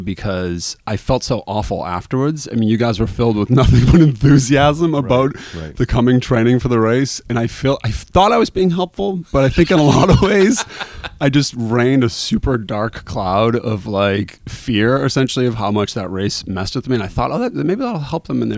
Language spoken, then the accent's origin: English; Quincy, Massachusetts, United States; I grew up in Quincy, which is, mm-hmm. you know, 10 miles from the starting line